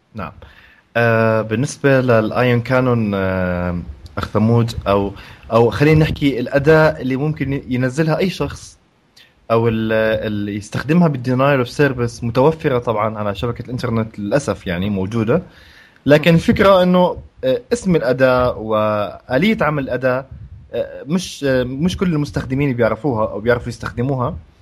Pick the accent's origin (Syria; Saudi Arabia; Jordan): Jordan; هون احنا عندنا بالاردن